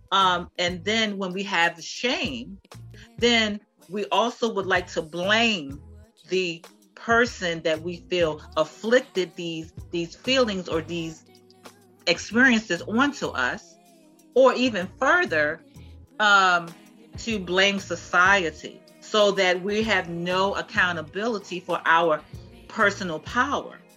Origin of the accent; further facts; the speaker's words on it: Baltimore, Maryland, United States; I'm from Baltimore